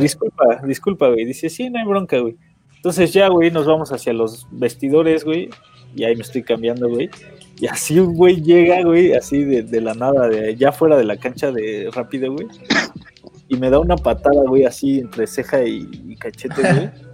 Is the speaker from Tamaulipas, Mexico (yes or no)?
no; Tlaxcala, Mexico; soy de Tlax, güey, de Tlaxcala.